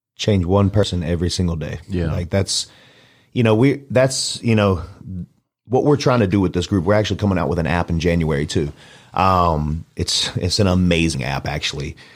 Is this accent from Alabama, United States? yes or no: yes; Mobile, Alabama, United States; moved away; also born or lived in Dallas, Texas; I'm from Mobile, Alabama